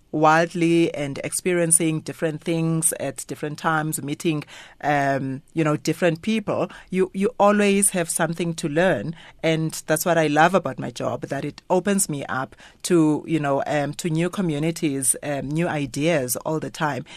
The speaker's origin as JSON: {"language": "English", "town": "King William's Town", "region": "Eastern Cape", "country": "South Africa", "tie": "born or raised there", "also_born_or_lived": "Port Elizabeth", "moved": "yes", "said": "a little girl growing up in King Williamstown."}